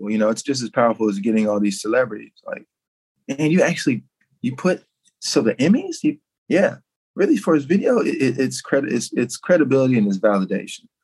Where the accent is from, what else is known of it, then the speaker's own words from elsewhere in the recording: Memphis, Tennessee, United States; I connected with Brandice because like we're both from Memphis